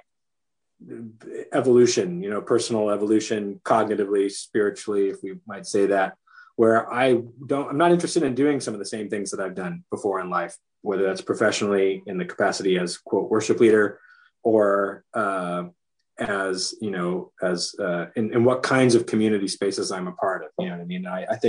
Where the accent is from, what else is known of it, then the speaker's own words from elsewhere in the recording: Chula Vista, California, United States; moved away as an adult; also born or lived in Point Loma / Hawaii / Pasadena; I moved from Chula Vista across the bay to Point Loma